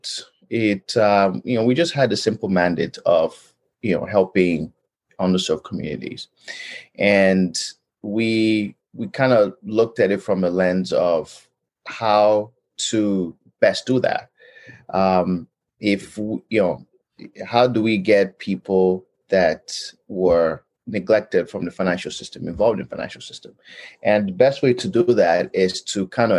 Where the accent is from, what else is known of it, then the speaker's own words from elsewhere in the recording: Nigeria; moved away as an adult; now in Edmonton, Canada; I was born and raised in Nigeria, and I came out to Canada in 2004